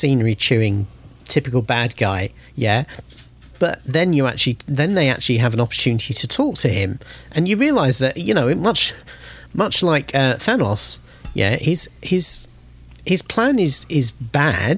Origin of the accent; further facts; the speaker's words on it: United Kingdom; I'm British.